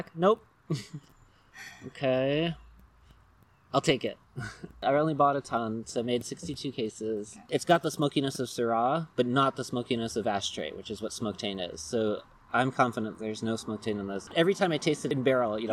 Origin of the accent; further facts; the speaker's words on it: California, United States; we are from California